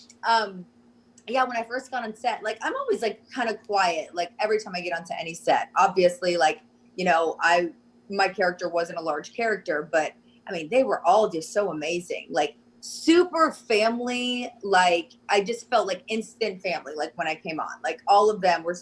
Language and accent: English; Pensacola, Florida, United States; moved away; I grew up in Pensacola, Florida